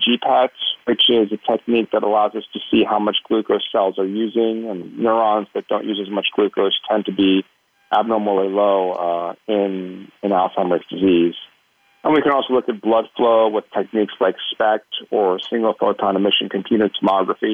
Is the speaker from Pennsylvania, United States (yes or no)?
yes; Pittsburgh, Pennsylvania, United States; I grew up in Pittsburgh, Pennsylvania, which is, of course, prime, football country